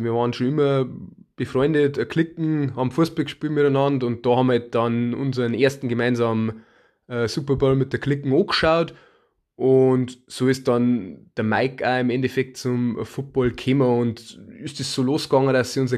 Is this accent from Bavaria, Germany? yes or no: yes; Bavaria, Germany; Ja, wie ihr äh, unschwer Herrenkinds äh, kommen wir aus Bayern